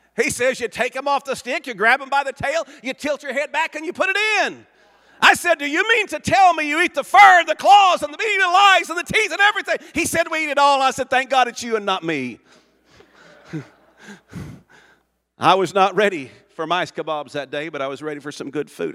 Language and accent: English; Jones, Oklahoma, United States; moved away as an adult; also born or lived in Africa; I grew up in Oklahoma.